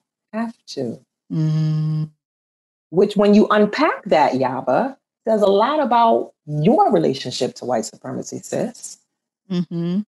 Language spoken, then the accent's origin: English; New Orleans, Louisiana, United States; if I'm dark skinned growing up in New Orleans